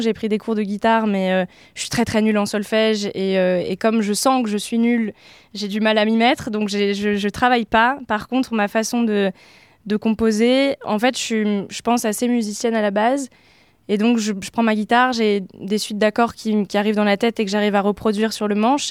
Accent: Oise, Picardy, Hauts-de-France, France; moved away as an adult; now in Paris, France; je suis originaire de Picardie, j'ai grandi dans l'Oise et je suis arrivée sur Paris pour mes études il y a quelques années

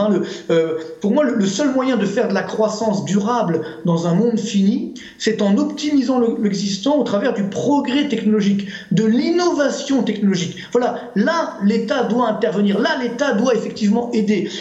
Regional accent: Orly, Île-de-France, France; HLM d'Orly

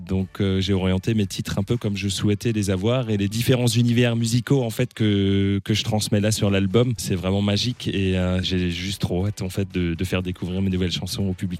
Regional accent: Neewiller-près-Lauterbourg, Grand Est, France; j'ai grandi et j'ai baigné en fait dans cette culture franco-allemande, étant donné que je viens de Névillers près Lauterbourg, donc c'est tout proche de la frontière

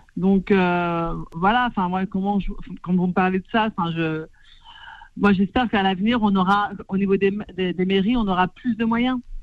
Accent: Clichy-sous-Bois, Île-de-France, France; je suis née à Clichy-sous-Bois, j'ai grandi à Clichy

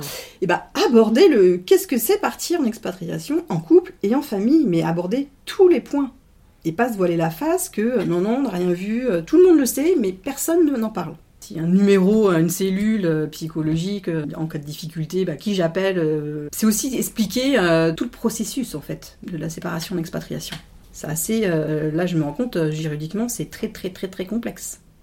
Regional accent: France; on est français

